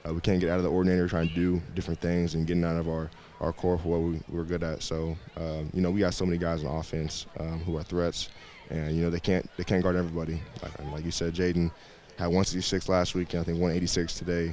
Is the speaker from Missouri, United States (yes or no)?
yes; Joplin, Missouri, United States; moved away as an adult; now in Brookings, United States; I had my MSSU was the D2 in my hometown